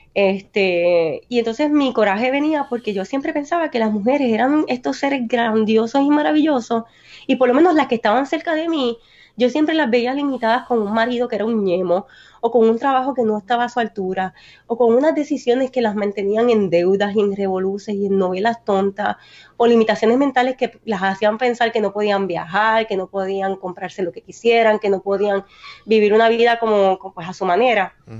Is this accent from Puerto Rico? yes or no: yes; Naranjito, Puerto Rico; Yo soy una puertorriqueña de Naranjito